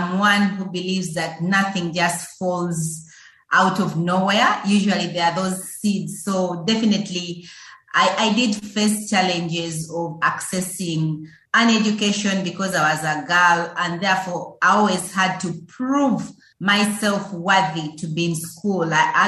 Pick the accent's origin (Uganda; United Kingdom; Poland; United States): Uganda; Yes, so growing up in Uganda is pretty exciting, just like any other young person, just like any other child brought into the world.